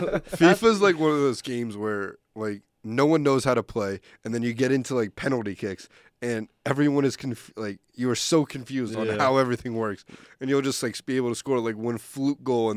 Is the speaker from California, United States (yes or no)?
yes; Los Angeles, California, United States; I'm from Los Angeles.